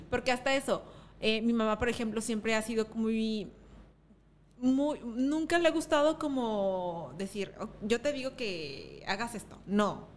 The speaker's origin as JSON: {"language": "Spanish", "town": "Acapulco", "region": "Guerrero", "country": "Mexico", "tie": "born or raised there", "said": "yo nací también en Acapulco"}